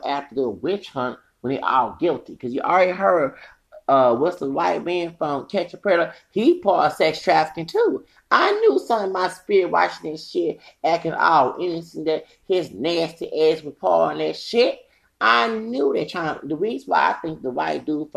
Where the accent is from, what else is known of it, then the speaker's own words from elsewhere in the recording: Louisiana, United States; also born or lived in Texas; I'm from Louisiana.